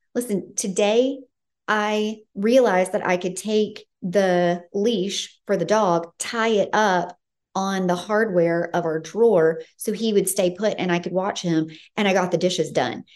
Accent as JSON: {"language": "English", "region": "Tennessee", "country": "United States", "moved": "yes", "lives_now": "California, United States", "said": "I'm from Tennessee, and so I'm no stranger to weather and seasons"}